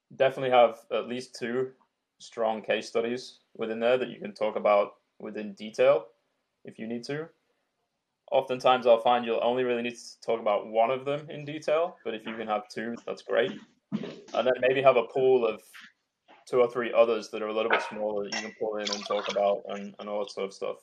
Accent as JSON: {"language": "English", "region": "Yorkshire and the Humber", "country": "United Kingdom", "said": "I'm from Yorkshire in England, and we use a shitload of swear words and a shitload of slang"}